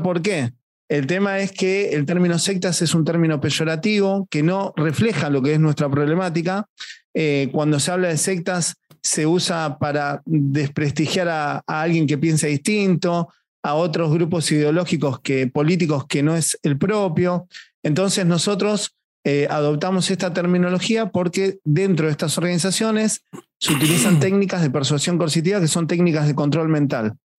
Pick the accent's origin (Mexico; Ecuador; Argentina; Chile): Argentina; mi país